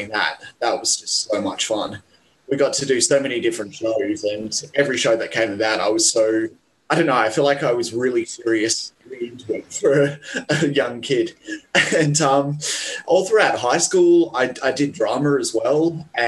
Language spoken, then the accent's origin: English; Perth, Western Australia, Australia; moved away as an adult; now in Sydney, Australia; I moved from Perth to Sydney